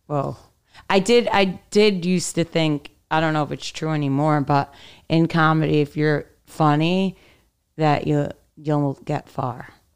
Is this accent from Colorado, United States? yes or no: no; New York City, New York, United States; also born or lived in Manhattan; I grew up in Brooklyn